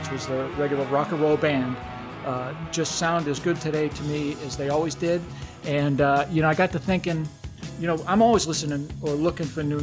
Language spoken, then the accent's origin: English; Massachusetts, United States; moved away as an adult; also born or lived in Newport, Rhode Island; now in West Palm Beach, United States; I'm originally from Massachusetts